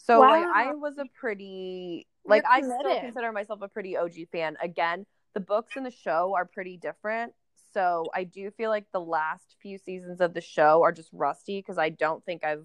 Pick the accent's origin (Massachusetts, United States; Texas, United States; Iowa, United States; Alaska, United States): Alaska, United States; Kenai; born or raised there